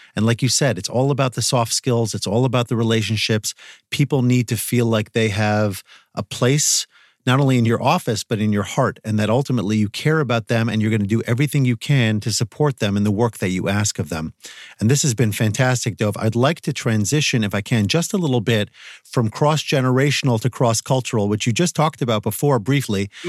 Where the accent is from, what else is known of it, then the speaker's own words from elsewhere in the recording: Northeast of the United States, United States; I'm coming from the Northeast of the United States